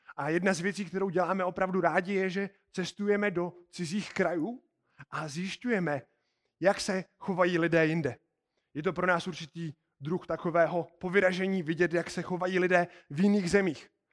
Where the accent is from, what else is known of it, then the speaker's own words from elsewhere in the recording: Czechia; víme, že jsme z České republiky